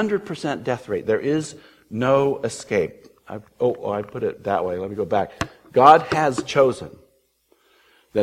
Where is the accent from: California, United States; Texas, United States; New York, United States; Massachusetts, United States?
California, United States; I grew up in California